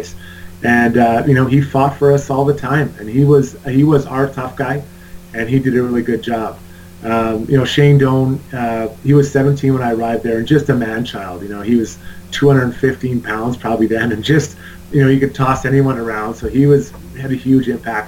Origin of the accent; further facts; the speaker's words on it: Edmonton, Alberta, Canada; I grew up playing in Edmonton